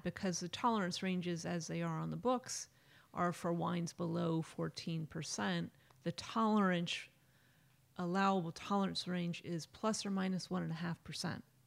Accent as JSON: {"language": "English", "town": "Napa", "region": "California", "country": "United States", "tie": "born or raised there", "said": "I grew up in Napa"}